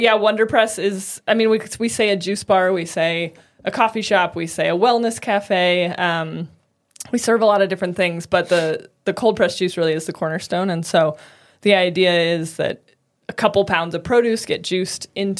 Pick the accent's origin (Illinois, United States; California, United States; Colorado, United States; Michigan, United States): Colorado, United States; Boulder; In Boulder.